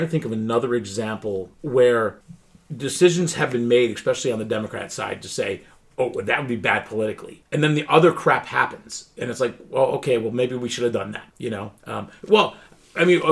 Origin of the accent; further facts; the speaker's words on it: Pennsylvania, United States; moved away; people from my home state, you know, my birthright state